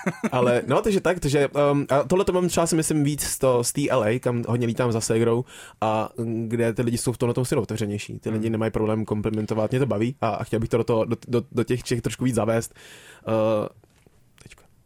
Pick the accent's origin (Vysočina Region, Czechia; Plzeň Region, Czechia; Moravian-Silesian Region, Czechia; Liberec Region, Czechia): Plzeň Region, Czechia; Plzeň; já jsem se narodil v Plzni